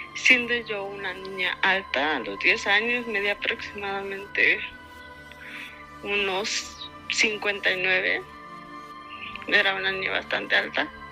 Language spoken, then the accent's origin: Spanish; Mexico City, Mexico; soy de la Ciudad de México